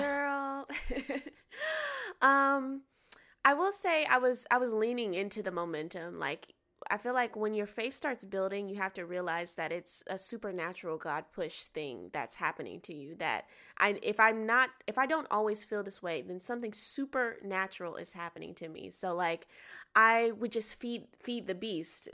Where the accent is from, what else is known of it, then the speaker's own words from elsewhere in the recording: Atlanta, Georgia, United States; now in Los Angeles, United States; I'm from Atlanta, Georgia. I live in L A now